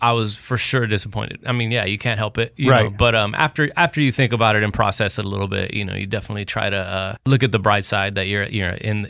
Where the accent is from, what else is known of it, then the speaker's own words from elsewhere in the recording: Laredo, Texas, United States; moved away as an adult; now in Austin, United States; So I'm from Laredo, Texas.